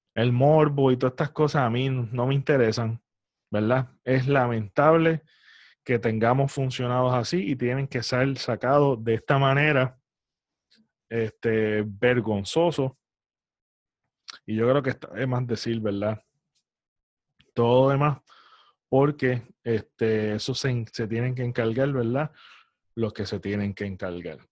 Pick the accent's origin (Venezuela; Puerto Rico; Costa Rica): Puerto Rico; como puertorriqueños